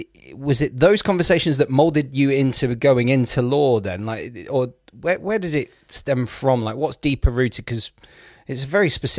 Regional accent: Bournemouth, South West England, United Kingdom; born there; people might not know this about me, but I was born in Bournemouth.

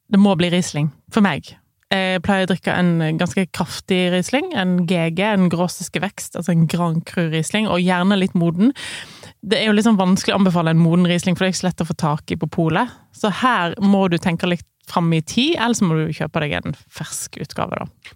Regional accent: Voss, Vestland, Norway; Der jeg vokste opp, på Voss

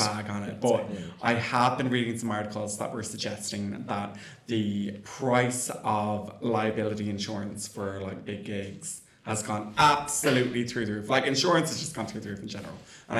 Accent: Ireland; us being Irish

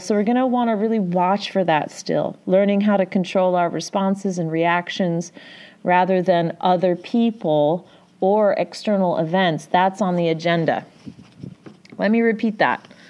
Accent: Midwest, United States; I'm from the Midwest?

